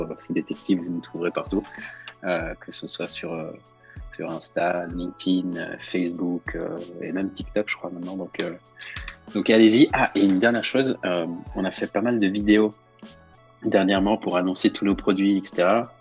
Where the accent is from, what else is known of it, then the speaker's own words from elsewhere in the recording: Switzerland; also born or lived in Lausanne / London; now in Geneva, Switzerland; je suis suisse-italien, j'ai 29 ans, j'habite à Genève.